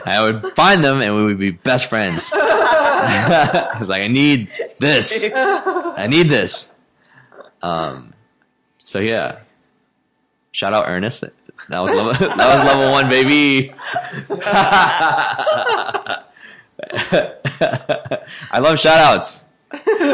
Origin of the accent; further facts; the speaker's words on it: Memphis, Tennessee, United States; moved away as an adult; now in Chicago, United States; I grew up in Memphis, which is a majority black city